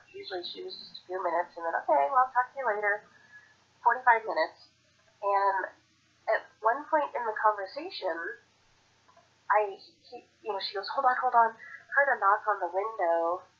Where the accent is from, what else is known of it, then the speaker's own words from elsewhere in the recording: Portland, Oregon, United States; I grew up in Portland, Oregon.